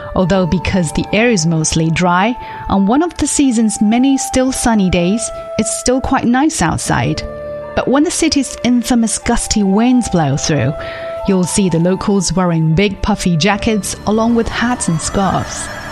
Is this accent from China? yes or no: yes; Northeast China, China; now in Beijing, China; it's the northeast, which is where I'm originally from.